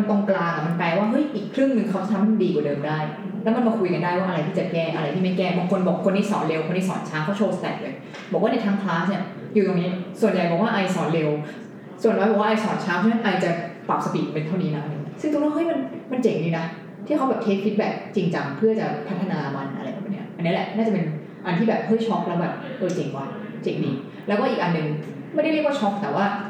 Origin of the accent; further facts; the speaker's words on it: Bangkok, Thailand; moved away as an adult; also born or lived in Ann Arbor, Michigan; เราโตในกรุงเทพ